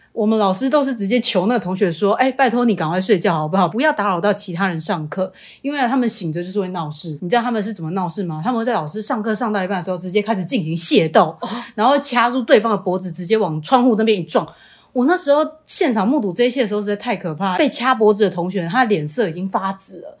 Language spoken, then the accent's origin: Chinese; Changhua County, Taiwan; moved away as an adult; 上大学以前呢，我都待在我的家乡，也就是彰化